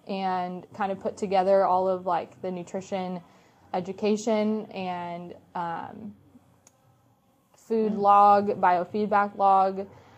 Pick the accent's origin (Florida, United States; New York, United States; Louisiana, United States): Florida, United States; Orlando; when I would say I was from Orlando, they're like, what brought you here?